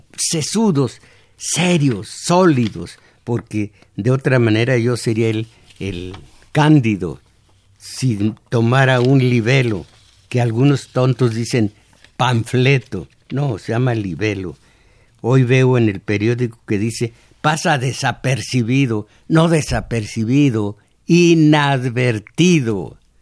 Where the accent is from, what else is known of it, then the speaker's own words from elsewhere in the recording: Mexico; esos somos los mexicanos, el pueblo inocente